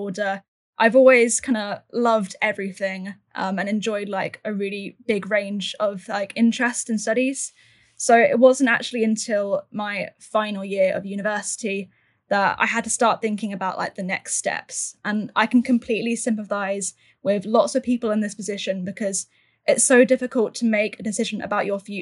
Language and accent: English; Suffolk, East of England, United Kingdom; I am born and raised in Suffolk